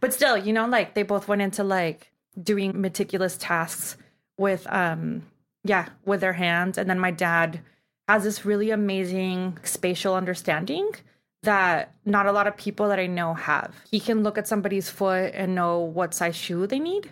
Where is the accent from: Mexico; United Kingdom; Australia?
Mexico; Tijuana, Baja California; now in Los Angeles, United States; So I grew up in Tijuana, and I guess now I would be, like, third generation from Tijuana